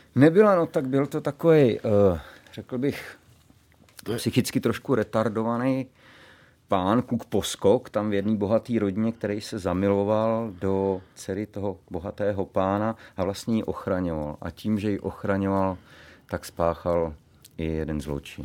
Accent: Pardubice, Pardubice Region, Czechia; A u nás v Pardubicích byla ekonomická správní fakulta.

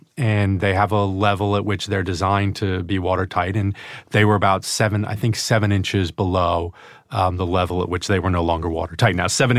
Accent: Albany, New York, United States; also born or lived in Glens Falls, New York; Upstate New York, from Albany.

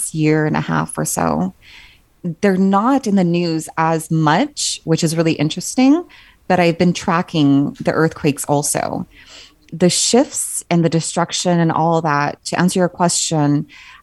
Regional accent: Southern California, United States; moved away; Growing up in Southern California, I mean, we were always forewarned about like earthquakes

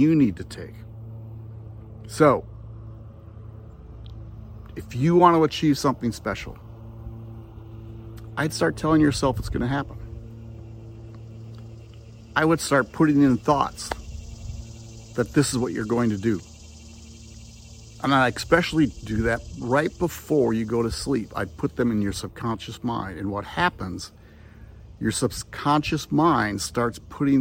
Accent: Wisconsin, United States; moved away as an adult; now in Tennessee, United States; I'm from Wisconsin, and I taught in Northwestern Wisconsin for a long time

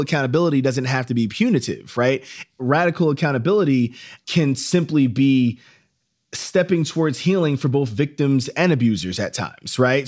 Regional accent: Yonkers, New York, United States; also born or lived in Philadelphia / Columbia, South Carolina; I grew up in Yonkers, New York

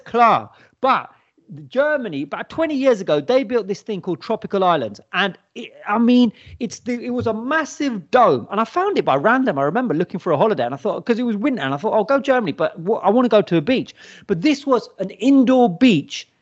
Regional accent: Watford, East of England, United Kingdom; growing up in Watford

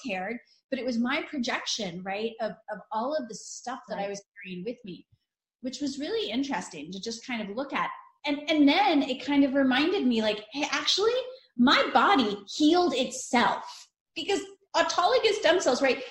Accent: northern Italy, Italy; moved away; I'm Italian. We're Northern Italian. I mean, like I was born in Italy, so I never really ate frozen mac and cheese

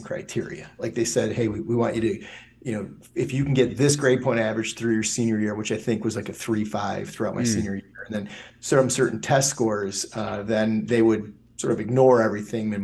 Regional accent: a half hour north of Ann Arbor, bedroom community of Detroit, Michigan, United States; I live in Ann Arbor now, and I grew up about a half hour north of here. You know, and when I grew up, it was definitely a bedroom community of Detroit

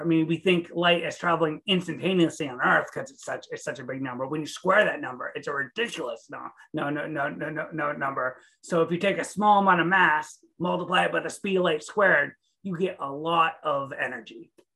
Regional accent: Maine, United States; also born or lived in Staten Island, New York; I'm a New Englander. I was raised in Maine, so about as far away from California as you can get

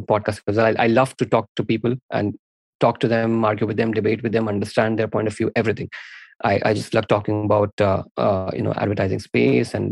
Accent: India; I'm an Indian dude

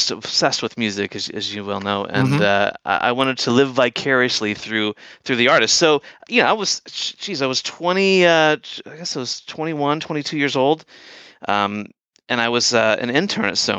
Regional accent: St. Louis, Missouri, United States; moved away as an adult; also born or lived in San Francisco / Dublin; now in Ireland; Born and raised in St. Louis, Louis, Missouri

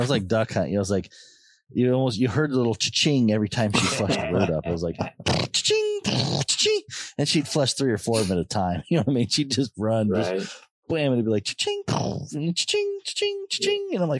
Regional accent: Colorado Springs, Colorado, United States; I was born in Colorado Springs, so that mountain was always right there

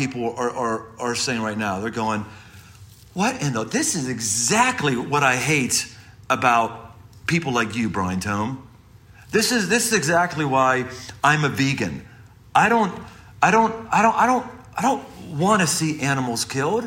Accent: Pittsburgh, Pennsylvania, United States; growing up in Pittsburgh

